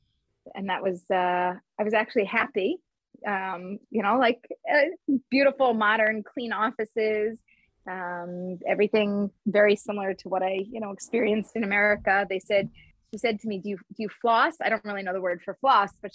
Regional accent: Philadelphia, Pennsylvania, United States; now in Israel; I'm from Philadelphia.

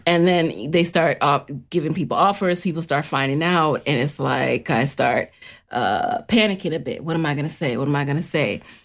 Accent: New York City, New York, United States; growing up in the city, growing up in the Bronx

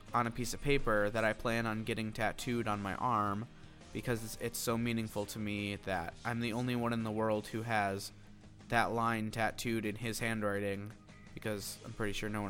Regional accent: Buffalo, New York, United States; Buffalo, which is like my hometown. I live in a suburb of the city of Buffalo

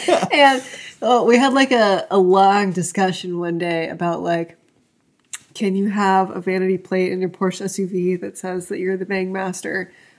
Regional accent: Maryland, United States; accent: Maryland; moved away; I am from Maryland.

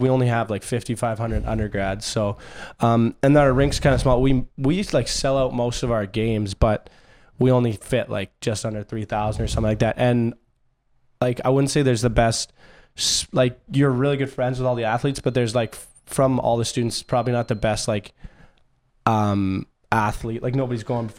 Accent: Canada; accent: Canadian; moved away as an adult; also born or lived in Princeton, United States; growing up in Canada

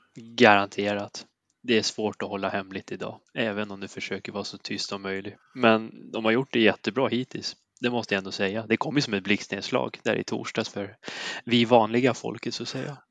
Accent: Värmland, Sweden; som värmlänning

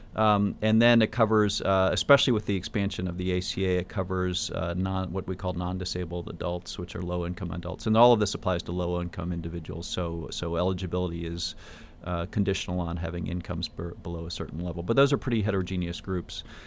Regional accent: Michigan, United States; moved away as an adult; also born or lived in California / Pacific Northwest; I grew up in Michigan

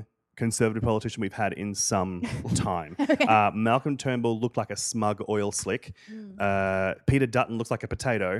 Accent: Queensland, Australia; I grew up in Queensland, which is like if Florida and Texas had a humid racist baby.

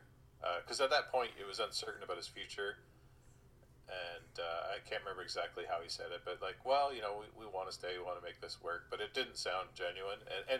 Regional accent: New Brunswick, Canada; also born or lived in Fredericton; I grew up in New Brunswick. That's where I was born and raised. And I actually didn't follow hockey until I moved outside the city of Fredericton

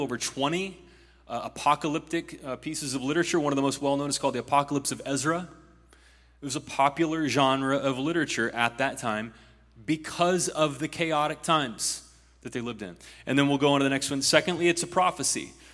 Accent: Ohio, United States; In my home state of Ohio

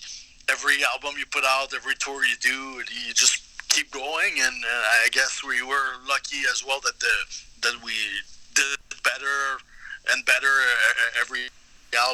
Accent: Canada; moved away as an adult; now in Dallas, United States; I'll try to represent my fellow Canucks.

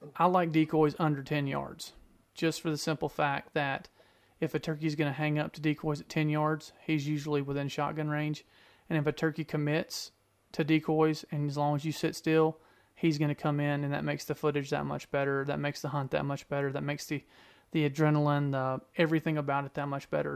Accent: Georgia, United States; I grew up in Georgia

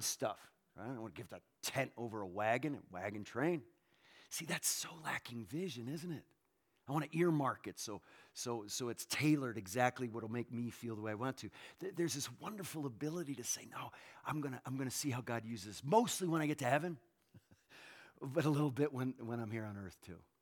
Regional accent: Northeast, United States; where I was born in the Northeast

